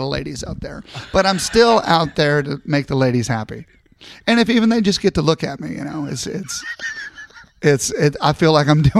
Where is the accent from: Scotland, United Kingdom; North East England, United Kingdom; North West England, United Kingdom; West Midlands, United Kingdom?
Scotland, United Kingdom; And, of course, I'm Scottish, so there's going to be nothing under it.